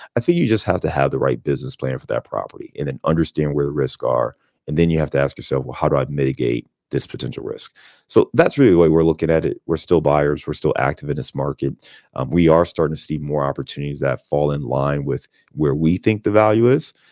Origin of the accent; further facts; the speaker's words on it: Cleveland, Ohio, United States; also born or lived in Chicago; now in Cincinnati, United States; I'm from Cleveland, born and raised in Cleveland.